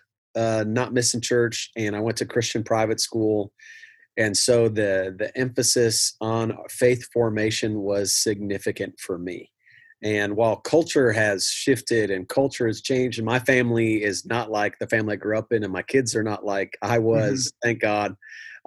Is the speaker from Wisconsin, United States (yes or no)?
yes; Milwaukee, Wisconsin, United States; moved away as an adult; now in Flower Mound, United States; I grew up in Milwaukee